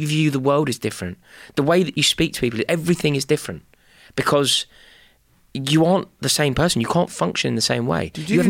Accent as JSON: {"language": "English", "country": "United Kingdom", "said": "I know we're British and we don't speak about things like"}